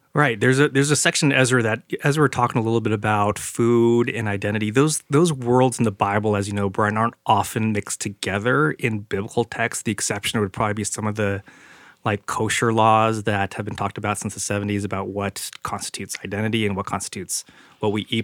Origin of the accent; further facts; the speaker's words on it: San Jose, California, United States; We grew up in San Jose